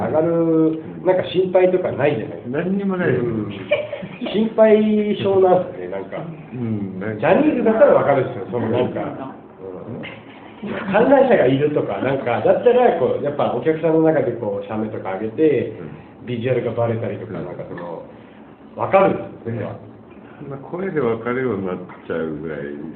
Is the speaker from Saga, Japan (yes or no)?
yes; Karatsu, Saga, Japan; now in Tokyo, Japan; 一応九州出身なんであの九州の佐賀県唐津市中町ですね正確に言うと186の1ですけど